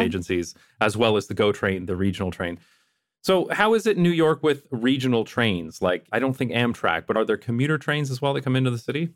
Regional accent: London, Ontario, Canada; moved away; also born or lived in Toronto; my hometown of London, Ontario, Canada

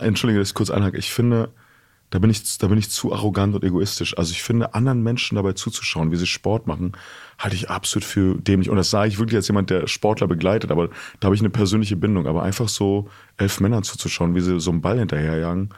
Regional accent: East Germany, Germany; Ich bin in der DDR aufgewachsen

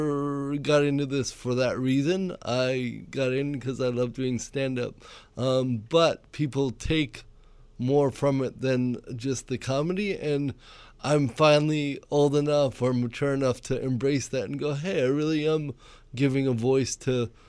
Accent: Cameroon; moved away; I was born in Cameroon, West Africa.

